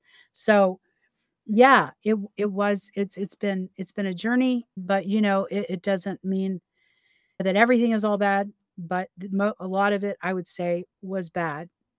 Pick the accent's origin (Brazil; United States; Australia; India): United States; the South; I'll call you guys often because I'm from the South. I'm not calling you guys on any reason other than I'm from the South.